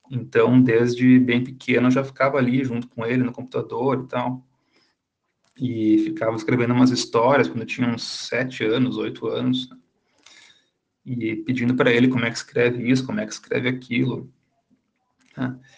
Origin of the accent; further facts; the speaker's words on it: Caxias do Sul, Rio Grande do Sul, Brazil; crescendo em Caxias, que fica na Serra Gaúcha, e que é um lugar muito frio.